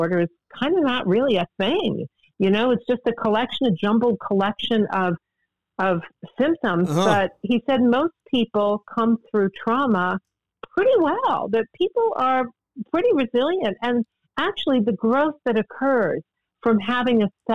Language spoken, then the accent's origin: English; United States; I grew up in Washington